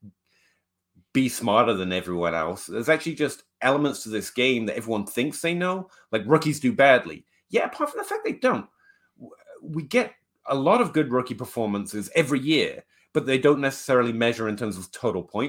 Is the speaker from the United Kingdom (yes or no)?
yes; England, United Kingdom; I'm English